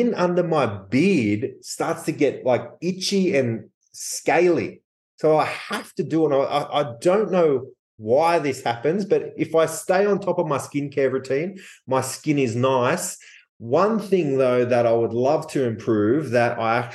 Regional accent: Australia; I'm from Australia

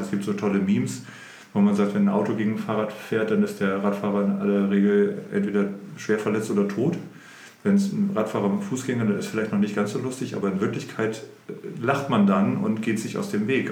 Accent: Oldenburg, Lower Saxony, Germany; ich bin in Oldenburg geboren und aufgewachsen und bin mit Anfang 20 aus Oldenburg etwas weiter nördlich in eine Kleinstadt gezogen

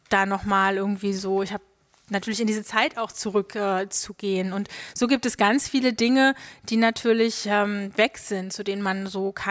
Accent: East Germany, Germany; moved away; also born or lived in Hamburg; ich bin gar nicht stolz darauf, Ostdeutsche zu sein.

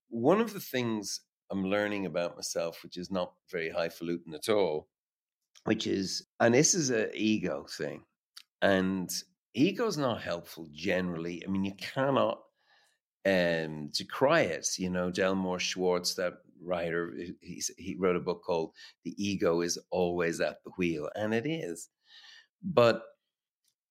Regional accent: Dublin, Leinster, Ireland; growing up in Dublin

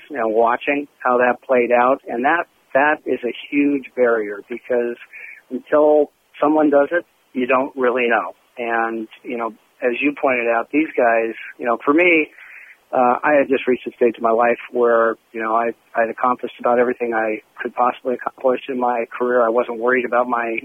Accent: Seattle, Washington, United States; I'm from Seattle and shared a lot of time cheering for those Sonics

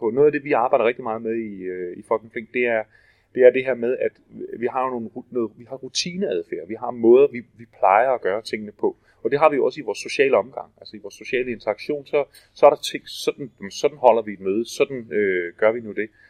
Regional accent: Denmark; jeg kommer fra, fra Danmark.

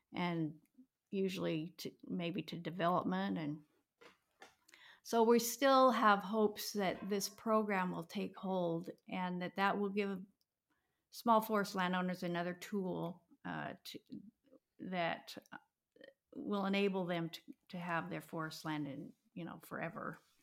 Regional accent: Toledo, Washington, United States; also born or lived in Seoul, Korea; I grew up in Toledo, which is primary, it was a logging community

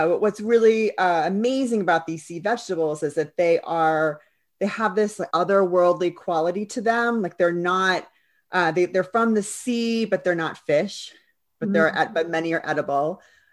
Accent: New York, United States; now in London, United Kingdom; I grew up on the East Coast of New York. I live here in London.

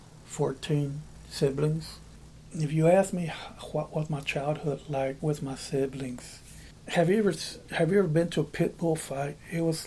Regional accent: just south of Dallas, Texas, United States; moved away as an adult; now in Appleton, United States; I'm Hispanic, born and raised in Texas, just south of Dallas

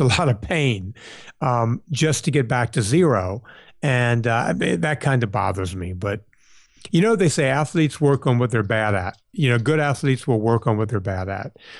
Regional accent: Southern Louisiana, United States; the district that I grew up in down in Southern Louisiana

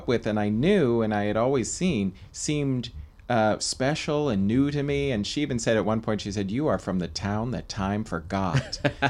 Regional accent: small town in Pennsylvania, United States; moved away as an adult; now in Los Angeles, United States; I actually happen to be from a small town in Pennsylvania mm-hmm. up near the Great Lakes. And when I moved to L.A., I drove cross country

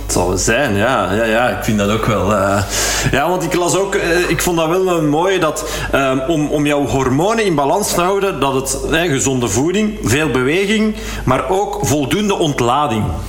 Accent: Hallaar, Flanders, Belgium; in Hallaar, uh, waar ik ben opgegroeid

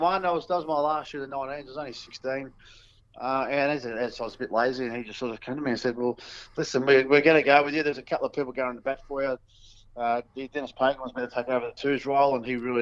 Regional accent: East Keilor, Victoria, Australia; I grew up in East Keilor

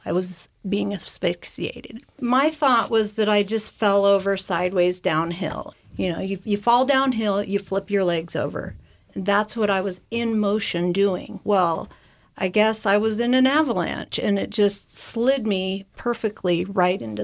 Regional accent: Jackson, Wyoming, United States; I grew up in Jackson

